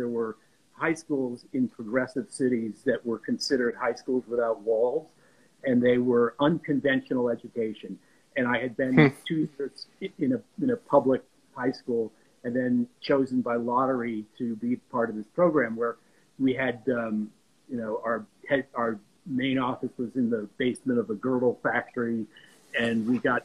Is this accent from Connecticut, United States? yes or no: yes; New Haven, Connecticut, United States; moved away; also born or lived in Rhode Island / New York City; I grew up in New Haven